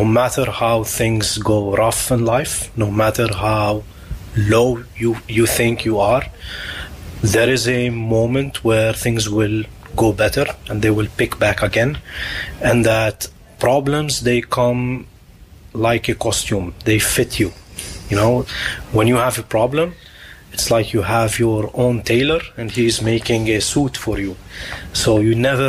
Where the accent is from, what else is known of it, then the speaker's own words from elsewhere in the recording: Lebanon; now in The Hague, Netherlands; my hometown in Lebanon